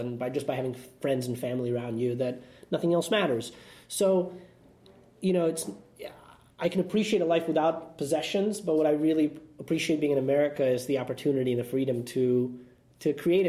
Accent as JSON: {"language": "English", "country": "Russia", "lives_now": "United States", "said": "And similarly, I don't feel like I belong to a Russian society because I'm too American."}